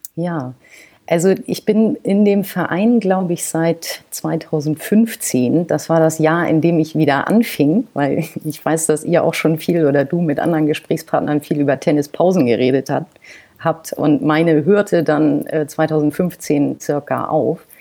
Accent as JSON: {"language": "German", "town": "Kiel", "region": "Schleswig-Holstein", "country": "Germany", "tie": "born or raised there", "said": "Kiel ist wirklich meine Heimat und irgendwann war der Magnetismus der Heimat wieder so groß, dass ich, obwohl ich das immer ausgeschlossen habe, wieder nach Hause gezogen bin."}